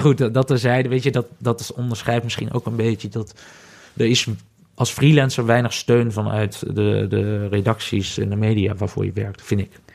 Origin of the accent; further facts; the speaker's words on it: Netherlands; also born or lived in Ghana; ik ben Nederlander